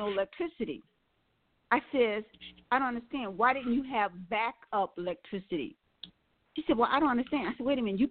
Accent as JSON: {"language": "English", "town": "Milwaukee", "region": "Wisconsin", "country": "United States", "tie": "born or raised there", "also_born_or_lived": "New Orleans, Louisiana", "said": "I was born in New Orleans, raised in Milwaukee, Wisconsin"}